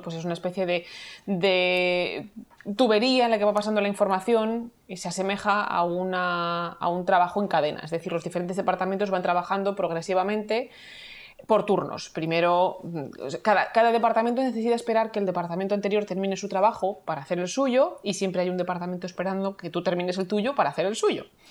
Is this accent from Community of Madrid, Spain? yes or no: yes; Madrid, Community of Madrid, Spain; moved away as an adult; now in Vancouver, Canada; soy madrileña de origen. Estoy viviendo ahora mismo en Vancouver